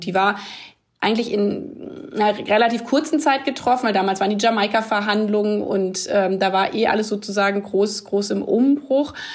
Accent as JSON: {"language": "German", "area": "village near Hanover", "region": "Lower Saxony", "country": "Germany", "tie": "born or raised there", "said": "In dem Dorf, wo ich aufgewachsen bin"}